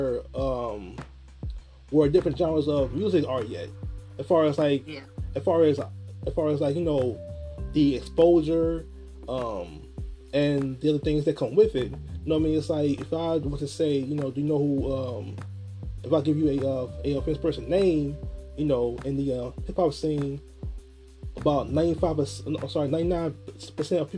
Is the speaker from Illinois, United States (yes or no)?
yes; Chicago, Illinois, United States; my hometown, Chicago, Illinois